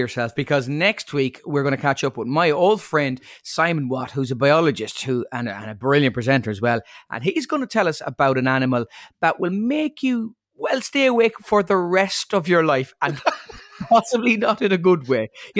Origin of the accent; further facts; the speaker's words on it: Ireland; as an Irish person